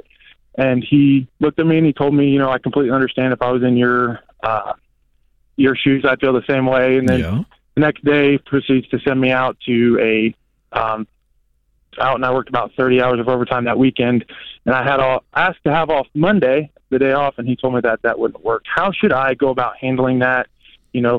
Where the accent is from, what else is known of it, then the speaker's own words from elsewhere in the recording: Ohio, United States; moved away as an adult; also born or lived in Florida; I'm originally from Ohio.